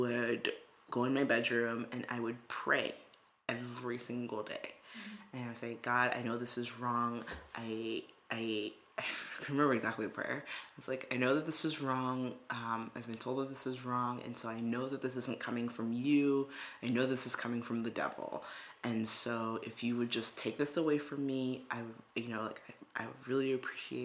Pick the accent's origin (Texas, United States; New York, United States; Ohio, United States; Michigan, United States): New York, United States; New York City; I knew I had had classmates who were Jewish growing up in Brooklyn